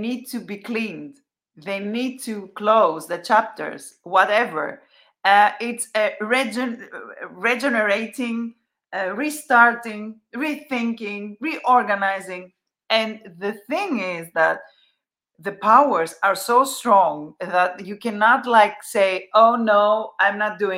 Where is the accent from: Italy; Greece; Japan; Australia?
Greece; Athens, Attica; I come from Athens, Greece.